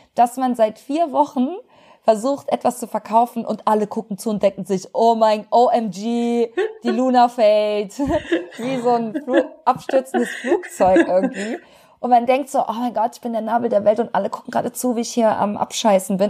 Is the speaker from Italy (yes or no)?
no; Cologne, North Rhine-Westphalia, Germany; als Kölsche Frohnatur